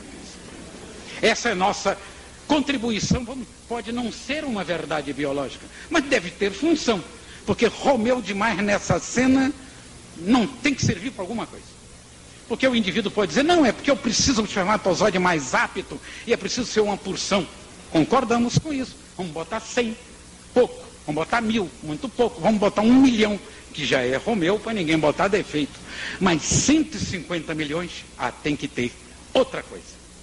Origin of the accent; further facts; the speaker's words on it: Bahia, Brazil; eu sou baiano